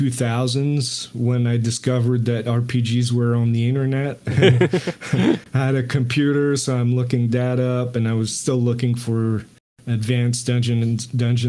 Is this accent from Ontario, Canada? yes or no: no; Montreal, Quebec, Canada; first language French; English is a second language; growing up in Montreal, Canada, I spoke only French